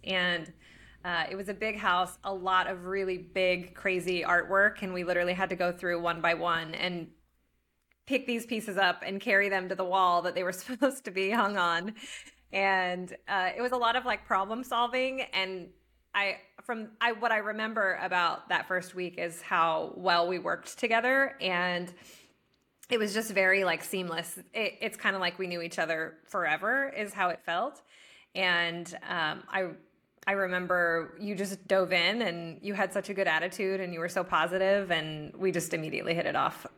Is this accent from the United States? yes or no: yes; Norman, Oklahoma, United States; moved away as an adult; also born or lived in Texas; now in Austin, United States; originally, I'm from Oklahoma, Norman.